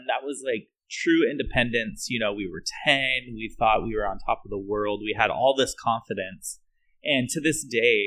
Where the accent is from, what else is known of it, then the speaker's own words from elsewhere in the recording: Reno, Nevada, United States; growing up in Reno